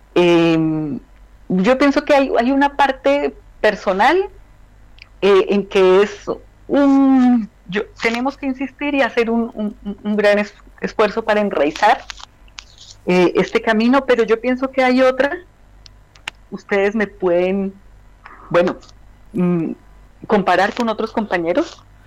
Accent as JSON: {"language": "Spanish", "country": "Colombia", "also_born_or_lived": "Medellín, Colombia / Bogotá, Colombia", "moved": "as an adult", "lives_now": "Belgium"}